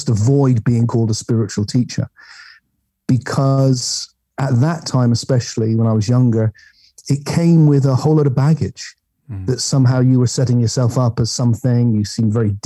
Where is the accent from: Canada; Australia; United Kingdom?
United Kingdom; England; I'm English